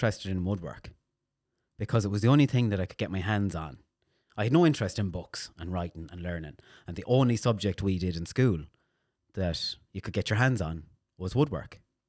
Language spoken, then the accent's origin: English; Castlebar, Connacht, Ireland; Mayo, Castlebar.